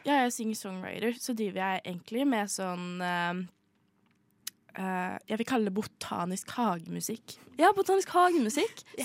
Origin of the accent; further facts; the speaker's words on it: Bømlo, Vestland, Norway; Jeg kommer jo fra Bømlo. Det er en liten kommune på Vestlandet